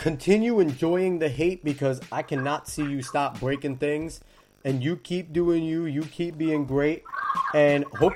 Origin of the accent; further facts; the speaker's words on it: Manchester, New Jersey, United States; I'm from Manchester